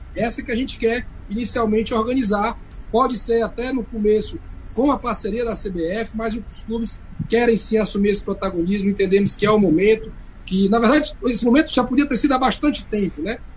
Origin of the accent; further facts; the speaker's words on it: Fortaleza, Ceará, Brazil; sou cearense, né, nasci em Fortaleza